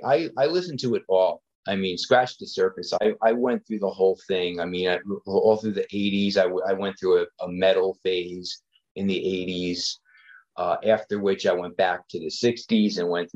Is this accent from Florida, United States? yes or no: no; New Jersey, United States; Well, I'm in Central Jersey. I've been in Central Jersey my whole life, in the suburbs